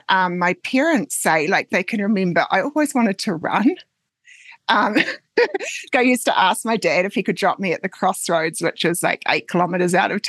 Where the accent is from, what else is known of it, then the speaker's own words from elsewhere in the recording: West Coast, New Zealand; moved away as an adult; now in Colorado, United States; I'm from the West Coast in New Zealand